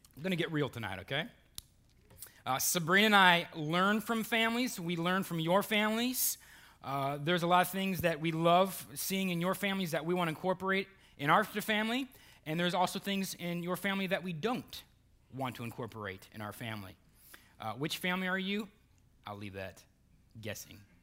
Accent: Burton, Ohio, United States; moved away; I have lifelong friends, uh, from, from Cleveland, Ohio, and, and my hometown

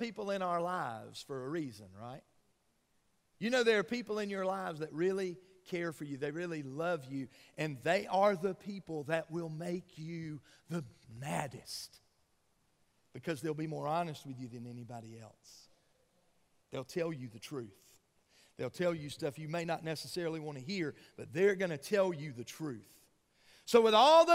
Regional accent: Georgia, United States; when I was a little boy growing up in Georgia

